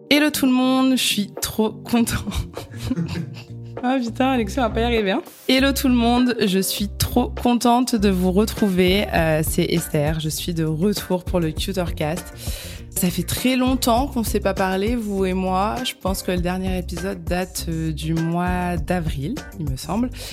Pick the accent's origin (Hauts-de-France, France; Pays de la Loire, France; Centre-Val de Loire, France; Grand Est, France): Centre-Val de Loire, France; Bourges; now in Paris, France; moi-même je viens de Bourges